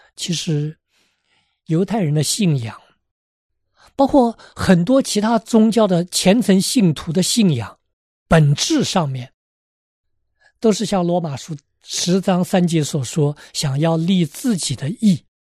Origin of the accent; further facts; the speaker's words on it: China; 我们中国人